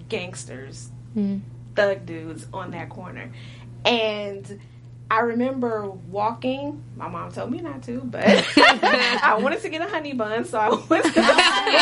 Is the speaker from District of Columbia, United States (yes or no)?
no; Compton, California, United States; I grew up in Compton.